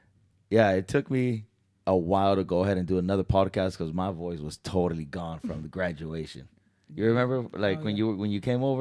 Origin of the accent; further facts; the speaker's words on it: San Diego, California, United States; moved away; I'm from Cali, so I'm from San Diego